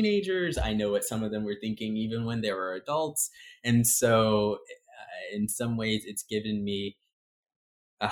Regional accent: Nashville, Tennessee, United States; also born or lived in New Haven, Connecticut / Baltimore, Maryland; now in New York City, United States; I was born in New Haven, Connecticut, and then we moved to Baltimore, and I stayed there until I was 8. Eventually, we moved to Nashville, and that was a culture shock and a half. That was an interesting environment

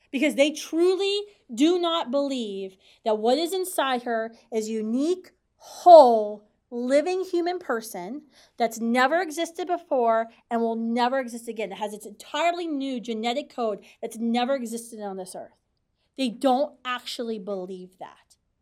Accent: West Virginia, United States; now in Washington, D.C., United States; I grew up in West Virginia

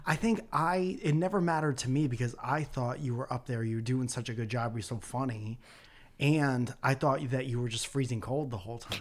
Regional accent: Connecticut, United States; moved away; I'm from Connecticut.

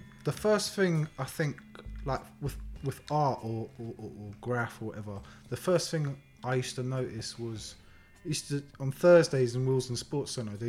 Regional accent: London, United Kingdom; also born or lived in Harlesden / Kilburn / Cricklewood; I was born in Harleston, then we lived in Neasden, grew up in Neasden, Wembley. And then moved back to like Kilburn, Cricklewood.

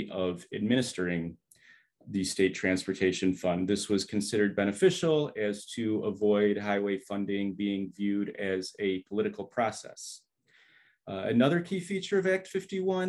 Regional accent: Southfield, Michigan, United States; I grew up in Southfield in the late 80s, early 90s

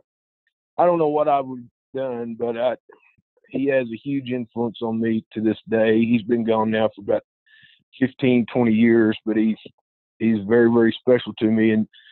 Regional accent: Duncan, Oklahoma, United States; also born or lived in Ardmore, Oklahoma; now in Greenwood, United States; Lived in southern Oklahoma. We moved around a lot when we were young, and we grew up in Duncan, Oklahoma, there in southern Oklahoma

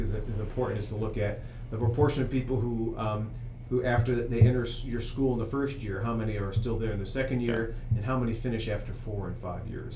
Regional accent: Peoria, Illinois, United States; now in Washington, D.C., United States; I'm from Peoria, Illinois

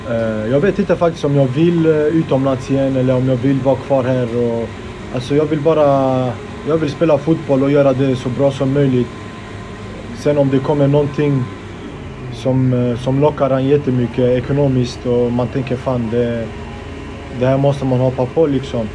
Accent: Gothenburg, Västra Götaland, Sweden; jag är född och uppvuxen i Biskopsgården

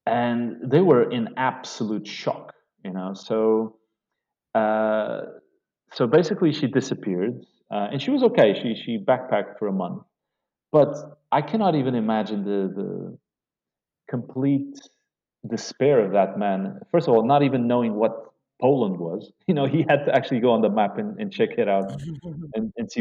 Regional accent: Portugal; moved away as an adult; now in Beirut, Lebanon; from Portugal

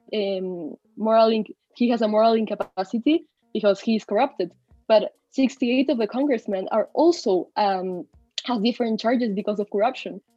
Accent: Peru; also born or lived in Mexico; I've been raised in Peru most of my life. I'm currently located here

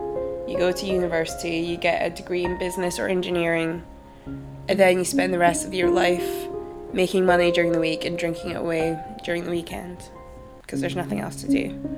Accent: Aberdeen, Scotland, United Kingdom; moved away; I've heard a lot that Aberdeen's a nice place to visit, but for me it was a horrible place to grow up.

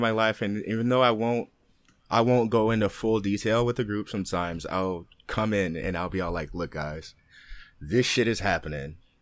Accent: Oakland, California, United States; being from Oakland, growing up in Oakland

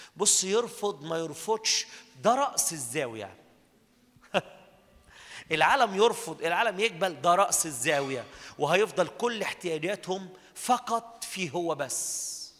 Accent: Minya, Minya Governorate, Egypt; انا بلدنا دي اتقال عليها كلام على المنيا

